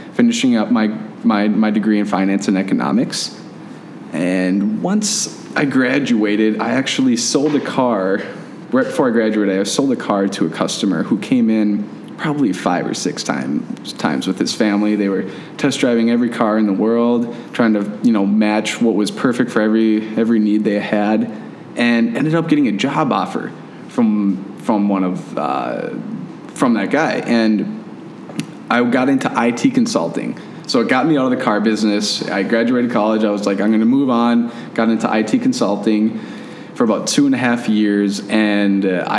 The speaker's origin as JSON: {"language": "English", "town": "Fergus Falls", "region": "Minnesota", "country": "United States", "tie": "born or raised there", "said": "my girlfriend of 10 years that I live with here, we're both from Fergus Falls."}